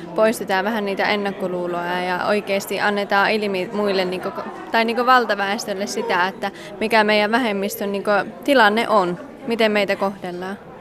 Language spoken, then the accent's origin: Finnish; Ylöjärvi, Pirkanmaa, Finland; now in Kajaani, Finland; Kajaanissa kanssa parisen vuotta asunut, että Ylöjärveltä kotosi.